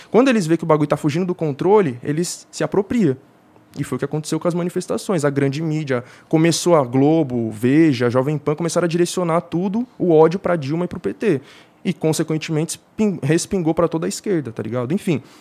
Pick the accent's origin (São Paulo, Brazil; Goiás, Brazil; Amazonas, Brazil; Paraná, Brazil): São Paulo, Brazil; born there; Eu nasci na Brasilândia. Nos anos 2000, a Brasilândia era um dos acho que o terceiro pior distrito de São Paulo para ser uma criança, tá ligado?